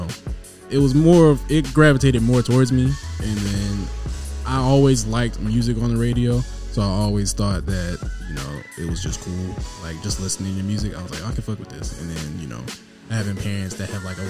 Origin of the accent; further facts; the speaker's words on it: Decatur, Georgia, United States; also born or lived in Sandy Springs, Georgia; I am a Georgia boy, born and raised.